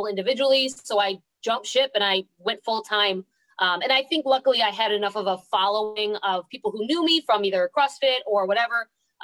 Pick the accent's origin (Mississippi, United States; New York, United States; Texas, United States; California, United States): New York, United States; moved away as an adult; now in Florida, United States; I moved from New York to Florida in 2012 because I got the job